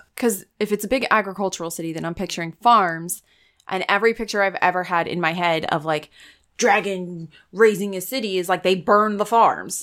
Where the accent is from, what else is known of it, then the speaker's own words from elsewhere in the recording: United States; I'm an American